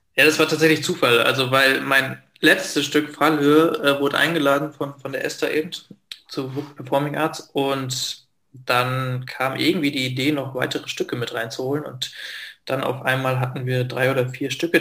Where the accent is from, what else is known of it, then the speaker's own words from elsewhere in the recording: Lingen, Lower Saxony, Germany; now in Austria; in Lingen, das ist eine kleinere Stadt in Norddeutschland, wo ich aufgewachsen bin